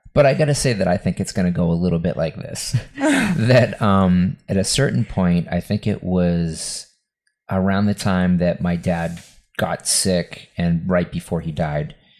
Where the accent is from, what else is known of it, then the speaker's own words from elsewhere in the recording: Lynn, Massachusetts, United States; this house that we that I grew up in in West on Western Ave in Lynn, Mass